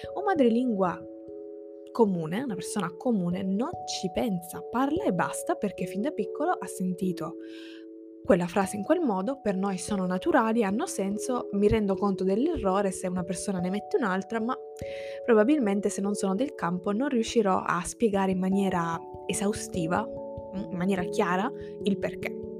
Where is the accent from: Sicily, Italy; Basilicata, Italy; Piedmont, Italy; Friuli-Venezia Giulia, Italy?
Sicily, Italy; first language Italian and Sicilian; ciò che per me è madrelingua sarebbe esclusivamente l'italiano e il siciliano